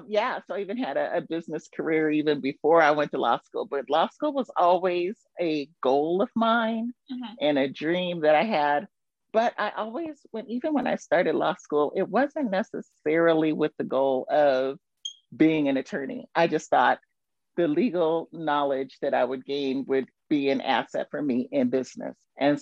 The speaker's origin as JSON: {"language": "English", "region": "California", "country": "United States", "moved": "as an adult", "lives_now": "Qatar", "said": "Before that, though, I'm originally from California, but I've lived in many states in the U.S. throughout my various careers."}